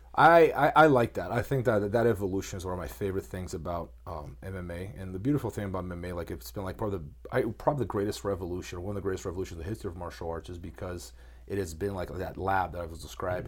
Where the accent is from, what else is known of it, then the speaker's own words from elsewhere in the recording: Brazil; moved away; I grew up in Brazil